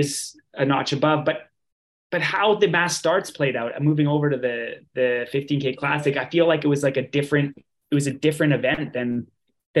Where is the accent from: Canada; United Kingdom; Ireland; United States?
Canada; as a Canadian